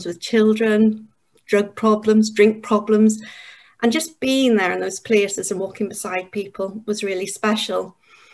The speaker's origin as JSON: {"language": "English", "region": "Northern Ireland", "country": "United Kingdom", "tie": "born or raised there", "also_born_or_lived": "Yorkshire", "moved": "as an adult", "lives_now": "England, United Kingdom", "said": "I'm from Northern Ireland. I grew up there, and at the age of 20, I came to England"}